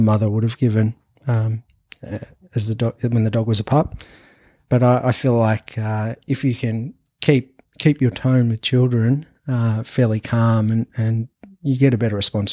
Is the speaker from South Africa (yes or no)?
no; Anglesea, Victoria, Australia; also born or lived in Europe; now in Torquay, Australia; I'm originally from Anglesey, so about 10, 15 minutes down